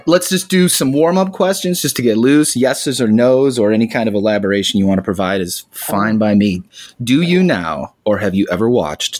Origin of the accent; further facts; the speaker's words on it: Ohio, United States; moved away; We're both from Ohio originally. He still lives there. I got out and moved to the desert.